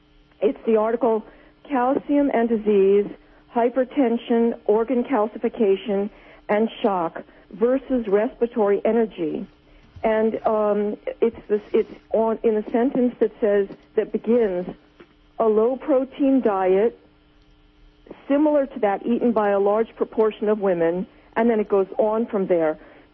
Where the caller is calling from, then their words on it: New Jersey, United States; Oh, hi. I'm from New Jersey.